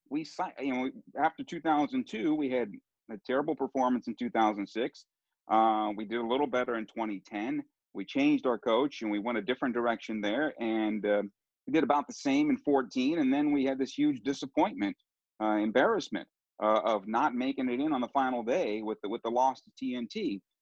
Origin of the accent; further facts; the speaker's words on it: United States; first language Italian; English is a second language; I'm an American. They will they will call me an American no matter what. Even though I speak our version of Sicilian here in the United States